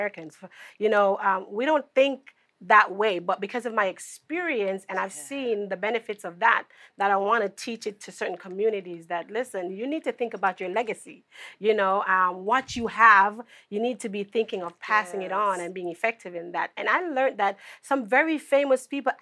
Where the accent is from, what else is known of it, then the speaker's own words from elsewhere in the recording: Jamaica; I grew up in Jamaica.